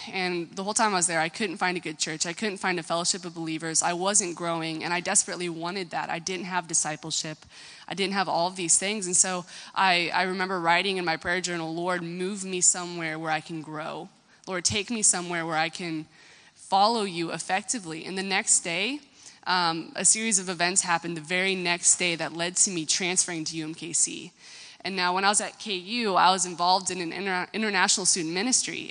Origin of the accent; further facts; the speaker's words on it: United States; I'm American